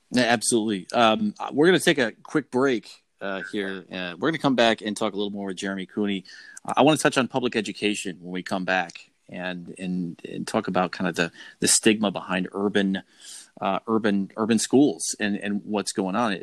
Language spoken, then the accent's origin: English; Rochester, New York, United States; in my hometown of Rochester